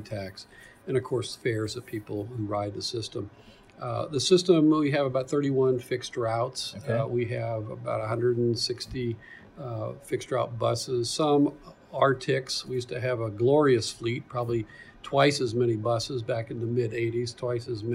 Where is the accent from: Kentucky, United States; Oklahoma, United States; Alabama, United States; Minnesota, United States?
Kentucky, United States; Louisville; now in Indianapolis, United States; I'm from Kentucky, Louisville originally